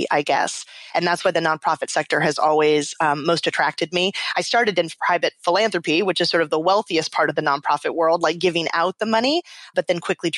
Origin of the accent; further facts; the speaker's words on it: South Texas, United States; moved away as an adult; also born or lived in Central African Republic / Washington; I grew up in South Texas in a predominantly white middle-class community